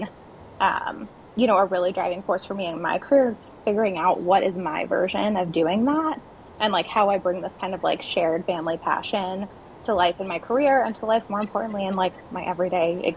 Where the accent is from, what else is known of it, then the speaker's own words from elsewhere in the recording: Hawaii, United States; also born or lived in Madagascar; I was raised primarily in Hawaii, which is, I'd argue, the most unique state